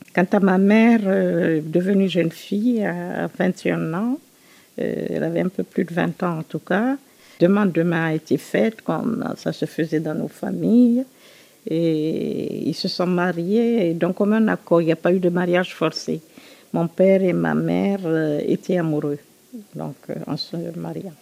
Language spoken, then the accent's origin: French; Conakry, Guinea; J'ai grandi en Guinée, mon pays euh, d'origine. Je suis guinéenne, évidemment. Et j'ai grandi à Conakry